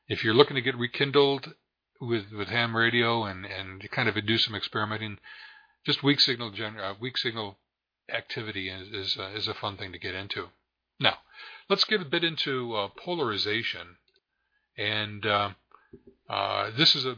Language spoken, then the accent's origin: English; Rochester, New York, United States; growing up in the Rochester, New York area